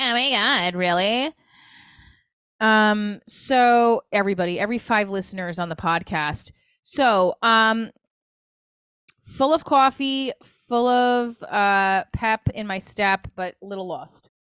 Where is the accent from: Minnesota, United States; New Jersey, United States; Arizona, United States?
New Jersey, United States; also born or lived in New York; I'm from Jersey, I'm from New York.